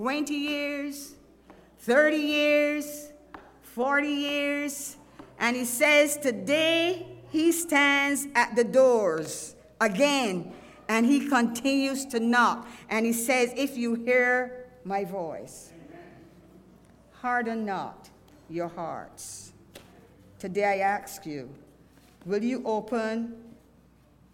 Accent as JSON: {"language": "English", "country": "Barbados", "moved": "yes", "lives_now": "Texas, United States", "said": "I am from Barbados"}